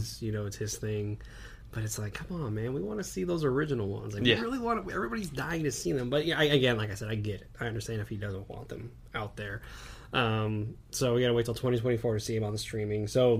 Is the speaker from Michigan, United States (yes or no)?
no; Texas, United States; we are from Texas.